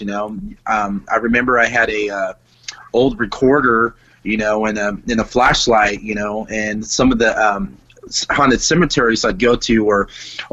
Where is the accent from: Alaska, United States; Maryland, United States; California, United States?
California, United States; Bakersfield; I grew up in Bakersfield, California.